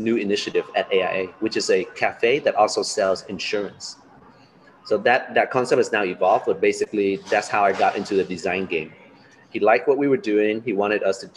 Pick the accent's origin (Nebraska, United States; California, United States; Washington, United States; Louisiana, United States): California, United States; Los Angeles; moved away as an adult; also born or lived in Da Nang, Vietnam; now in Ho Chi Minh City, Vietnam; I was born in Da Nang, but I grew up in Los Angeles.